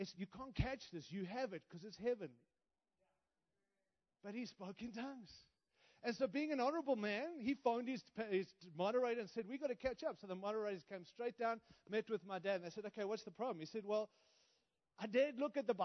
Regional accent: Australia; also born or lived in Africa; now in United States; My accent is because I was born in Africa, raised in Australia, and now live in the great nation of the United States

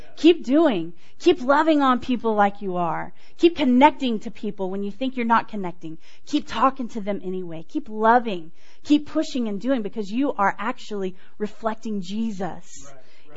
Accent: Houston, Texas, United States; moved away; I grew up in Texas know if you can tell. grew up in Texas, didn't grow up here. I grew up in Houston area

